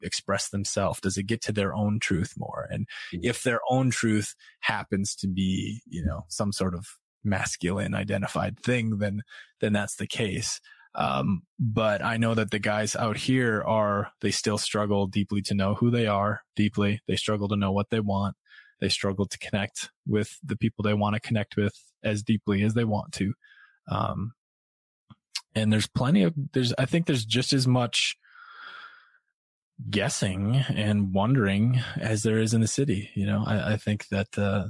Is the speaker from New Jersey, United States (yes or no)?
no; North Dakota, United States; moved away; also born or lived in Brooklyn, New York; I grew up in North Dakota